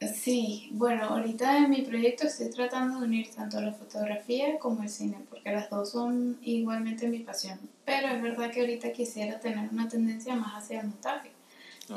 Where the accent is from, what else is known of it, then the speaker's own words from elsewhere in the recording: Caracas, Capital District, Venezuela; moved away as an adult; also born or lived in Luxembourg / France; now in Madrid, Spain; nací en Caracas, Venezuela, en el 93, ya aquí dijimos que tenía 27. La primera, edad. Este, y a los tres años me mudé a Luxemburgo Allí me quedé hasta los 8 o 9 más o menos. Eh, regresé a Caracas